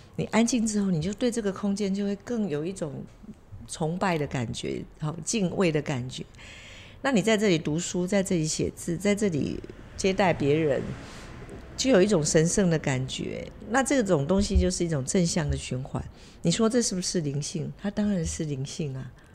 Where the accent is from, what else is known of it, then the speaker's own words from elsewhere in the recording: Taiwan; 我们台湾人的父母，永远都会给，无止境地给孩子资源